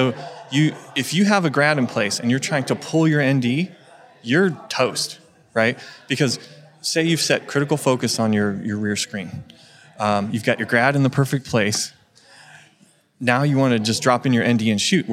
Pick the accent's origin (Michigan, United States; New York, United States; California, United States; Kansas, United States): California, United States; my home state of California